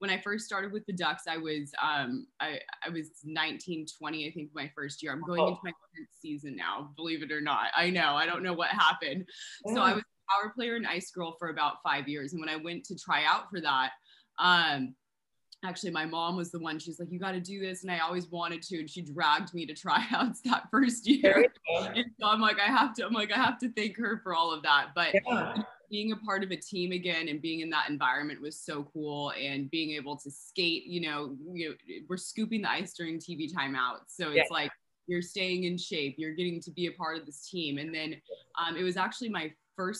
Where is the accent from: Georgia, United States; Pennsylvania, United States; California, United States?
California, United States; Southern; born and raised in SoCal, and I have not left